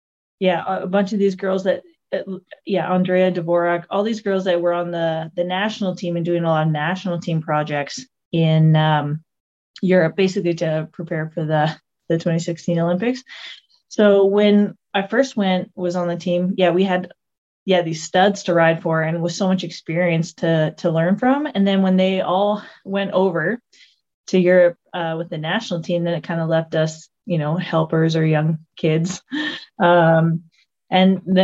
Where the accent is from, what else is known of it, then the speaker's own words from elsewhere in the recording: Alberta, Canada; moved away as an adult; also born or lived in Vancouver, British Columbia; I'm from a small little town in Canada, Alberta, Canada.